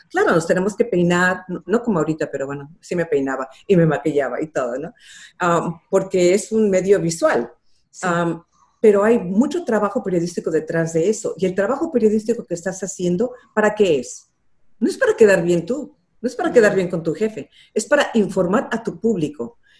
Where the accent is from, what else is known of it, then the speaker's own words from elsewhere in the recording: Los Angeles, California, United States; also born or lived in Mexico City, Mexico; Cuando yo tenía ocho nos regresamos a Los Ángeles